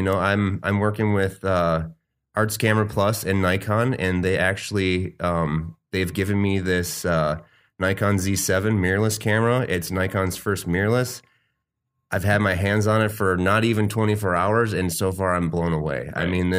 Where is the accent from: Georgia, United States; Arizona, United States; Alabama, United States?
Arizona, United States; now in Milwaukee, United States; I was born in Wisconsin, Milwaukee, actually. My parents moved to Arizona when I was really young, like 3, I think. I was out there until I was 18.